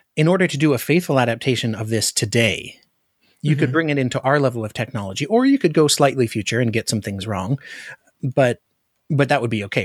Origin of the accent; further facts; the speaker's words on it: Alaska, United States; I'm from Alaska.